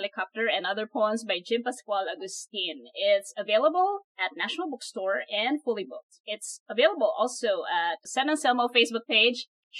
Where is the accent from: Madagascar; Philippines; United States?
Philippines; the South, Southern Tagalog; I came from the South, anyway.